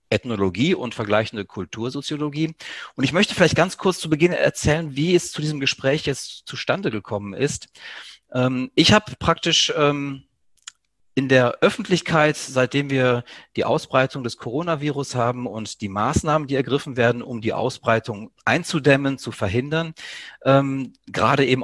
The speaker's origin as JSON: {"language": "German", "country": "Greece", "second_language": "German", "said": "Mir als ja, Südeuropäer, als Grieche ist das nicht ganz unbekannt. Ähm, ich kann aus eigener Erfahrung erzählen, dass ich sozusagen ähm, in Griechenland im Dorf meiner Mutter beispielsweise als Kind"}